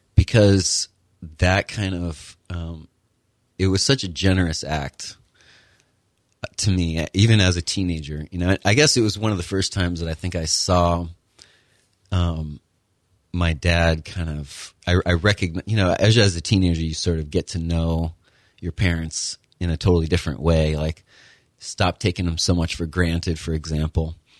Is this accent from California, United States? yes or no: no; Connecticut, United States; moved away as an adult; also born or lived in Kentucky / Utah / Florida; I was born and raised in Connecticut, went to high school there